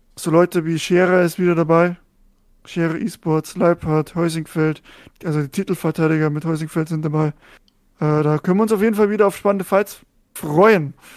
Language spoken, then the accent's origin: German; Germany; als Deutscher